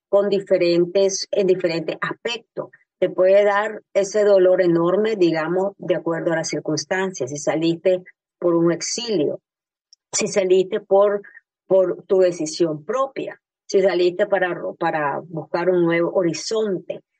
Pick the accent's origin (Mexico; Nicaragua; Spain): Nicaragua; now in Miami, United States; yo vivo en Miami y yo emigré, yo soy nicaragüense, así como vos, compatriota